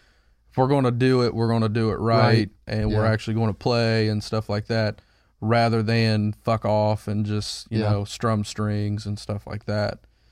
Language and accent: English; Ohio, United States; Because we're from Ohio, and that's where you go.